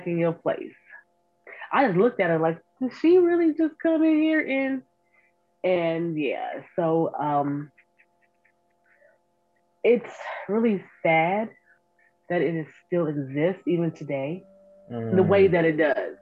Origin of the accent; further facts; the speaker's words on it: United States; I was born and raised in the Bottoms